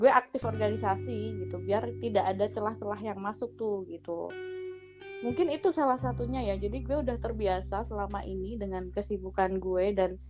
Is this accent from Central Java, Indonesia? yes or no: no; Bojonegoro, East Java, Indonesia; mantan gue kan dulu di daerah gue juga di hometown gue di Bojonegoro